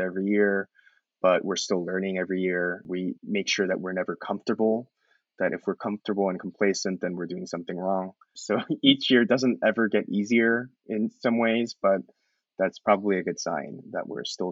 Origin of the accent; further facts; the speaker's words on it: Columbus, Ohio, United States; moved away; also born or lived in New York; He and I grew up in Columbus together